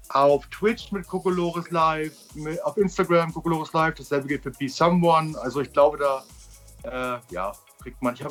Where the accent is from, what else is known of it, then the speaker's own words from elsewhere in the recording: Berlin, Germany; Ich bin Ossi. Ich bin, bin, Berliner